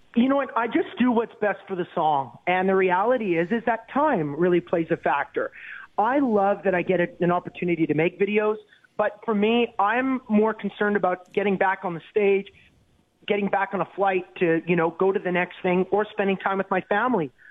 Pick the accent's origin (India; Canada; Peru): Canada; as a Canadian